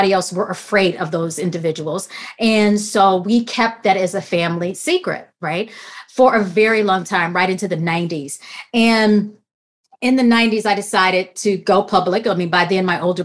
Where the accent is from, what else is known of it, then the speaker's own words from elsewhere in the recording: Grambling, Louisiana, United States; I'm a Louisiana girl. I grew up in Grambling, where the world famous Grambling State University is located